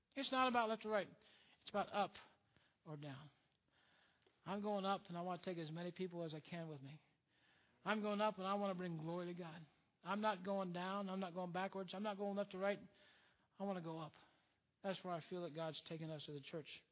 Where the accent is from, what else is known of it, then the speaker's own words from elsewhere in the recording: United States; We are truly blessed as Americans.